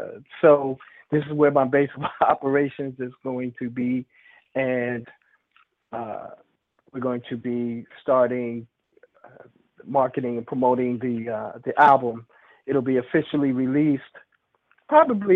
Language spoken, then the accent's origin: English; Rahway, New Jersey, United States; also born or lived in New York City / Atlanta / Los Angeles; now in California, United States; I'm originally from Rahway, New Jersey. That's where I was born and raised.